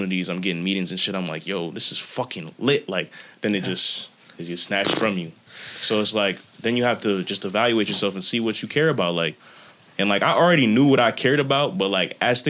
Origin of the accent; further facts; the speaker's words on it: New Jersey, United States; Jersey raised me